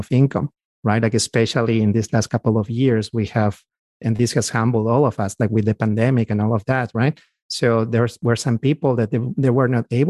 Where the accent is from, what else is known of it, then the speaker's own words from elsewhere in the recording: Peru; moved away as an adult; now in United States; we're from South America. We both are from Peru, my wife and I. So we actually came here about 15 years ago and we were physicians already.